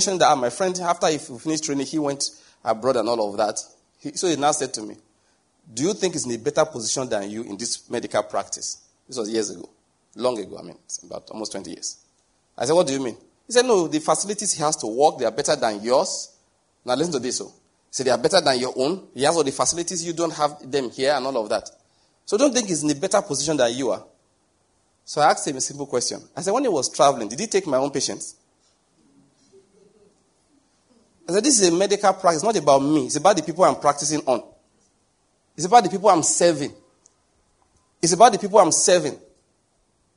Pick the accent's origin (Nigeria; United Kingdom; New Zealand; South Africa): Nigeria; I'm from Nigeria